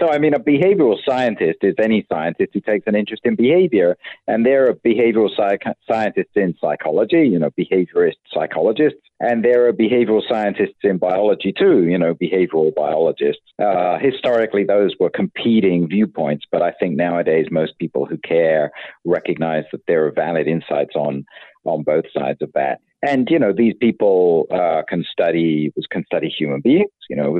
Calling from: Tempe, Arizona, United States; I'm at home in Tempe, Arizona at the moment.

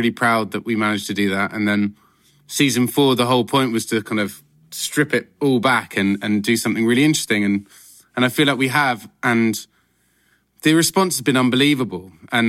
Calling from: London, United Kingdom; I am Zooming from my lovely flat in London, in North London.

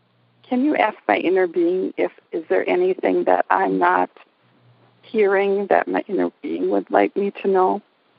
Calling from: Sheboygan, Wisconsin, United States; I'm calling from Sheboygan, Wisconsin.

